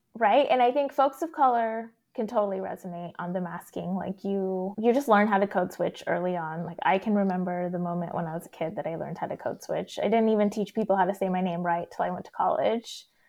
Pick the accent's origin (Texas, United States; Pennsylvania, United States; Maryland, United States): Texas, United States; growing up in Texas as a non-Christian, non-white person